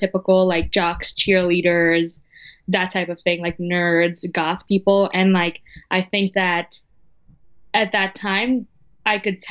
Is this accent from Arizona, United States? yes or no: no; New Jersey, United States; I'm from New Jersey